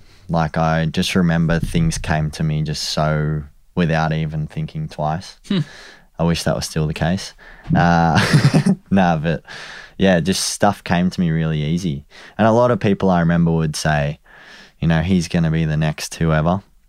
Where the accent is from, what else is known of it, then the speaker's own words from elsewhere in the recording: Warrandyte, Victoria, Australia; Yeah, so I grew up in Warrandyte, so out a little bit out of the city.